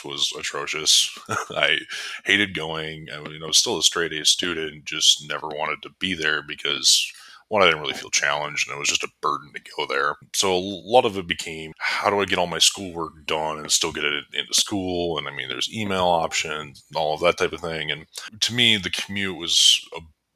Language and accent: English; Pick City, North Dakota, United States; now in Fargo, United States; I was born and raised in North Dakota.